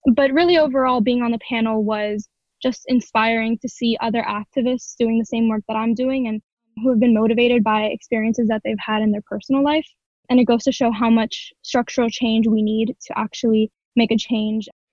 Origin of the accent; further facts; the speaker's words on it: Miami, Florida, United States; I'm from Miami, Florida